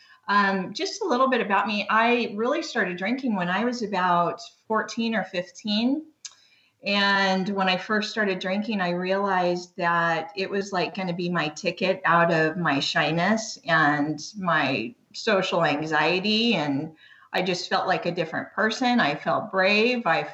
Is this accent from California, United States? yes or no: yes; Long Beach, California, United States; now in Canyon Lake, United States; I'm originally from Long Beach, California. That's where I lived most of my life. So I've always lived in SoCal.